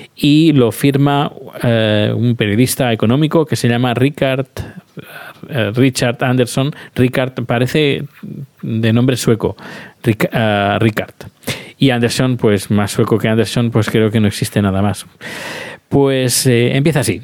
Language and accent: Spanish; Terrassa, Catalonia, Spain; soy de Tarrasa